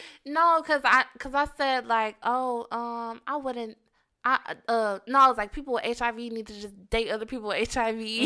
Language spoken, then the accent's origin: English; Detroit, Michigan, United States; I'm from East Seven Mile.